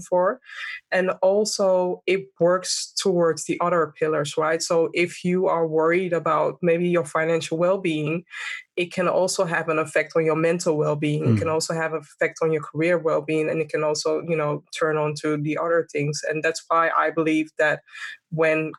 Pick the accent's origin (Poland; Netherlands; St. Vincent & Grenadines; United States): Netherlands; Amsterdam, North Holland; born and raised in Amsterdam, and I have a Ghanaian background.